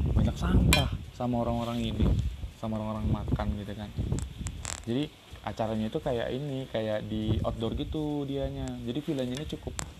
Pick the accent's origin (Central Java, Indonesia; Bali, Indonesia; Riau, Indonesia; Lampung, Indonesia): Riau, Indonesia; Aku dari Riau